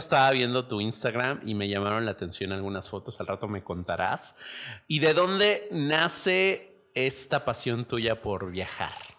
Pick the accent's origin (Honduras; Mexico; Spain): Mexico; aquí en México